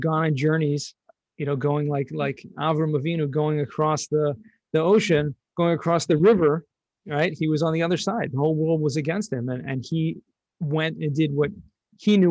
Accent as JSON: {"language": "English", "town": "Los Angeles", "region": "California", "country": "United States", "tie": "born or raised there", "also_born_or_lived": "San Diego", "moved": "as an adult", "lives_now": "Jerusalem, Israel", "said": "I grew up in Southern California, Los Angeles"}